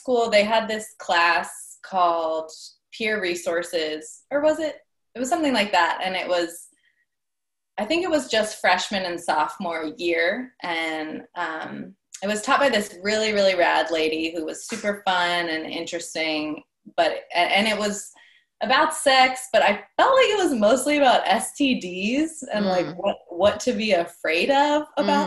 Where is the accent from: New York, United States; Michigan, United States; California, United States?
California, United States; Bay Area; I'm from the Bay Area